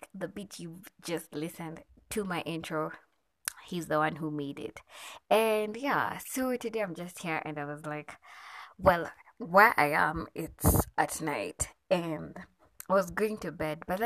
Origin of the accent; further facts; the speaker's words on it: Nairobi, Kenya; I am from Nairobi, Kenya